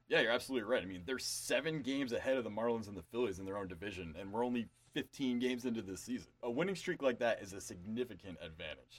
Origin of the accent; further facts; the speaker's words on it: New York, United States; my home state of New York